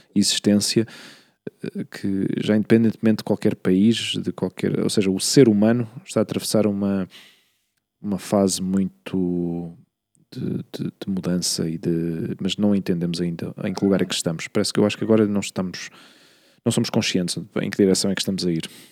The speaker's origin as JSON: {"language": "Portuguese", "town": "Queluz", "region": "Lisbon", "country": "Portugal", "tie": "born or raised there", "moved": "yes", "said": "eu não cresci em Lisboa, eu cresci na periferia, em Queluz"}